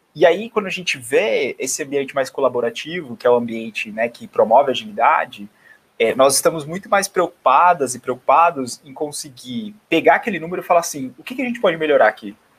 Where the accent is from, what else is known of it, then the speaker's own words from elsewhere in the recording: Bauru, São Paulo, Brazil; moved away as an adult; now in São Paulo, Brazil; eu estou em São Paulo, mas eu sou natural do interior de Bauru, de, de, de do estado, então eu sou de Bauru